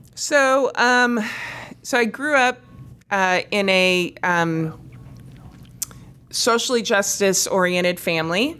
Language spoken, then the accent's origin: English; East Lansing, Michigan, United States; I grew up in East Lansing, Michigan.